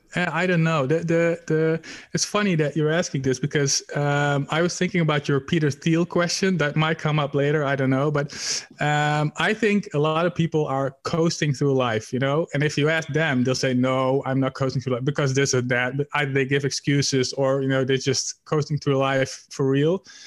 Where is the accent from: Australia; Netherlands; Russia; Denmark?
Netherlands; I'm from the Netherlands, Europe